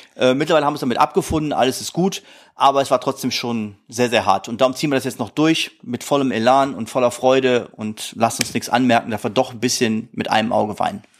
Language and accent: German; Krefeld, North Rhine-Westphalia, Germany; die Uerdinger sind leider Gottes, obwohl es mein Heimatdorf ist